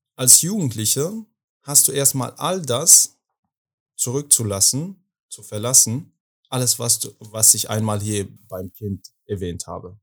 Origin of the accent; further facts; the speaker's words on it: Afghanistan; German is a second language; now in Berlin, Germany; ich komme aus Afghanistan